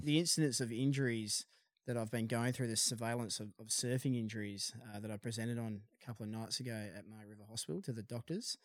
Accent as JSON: {"language": "English", "town": "Perth", "region": "Western Australia", "country": "Australia", "tie": "born or raised there", "also_born_or_lived": "Dunsborough", "said": "I hail from Florriet. in Perth, and, um, uh, we grew up surfing City Beach"}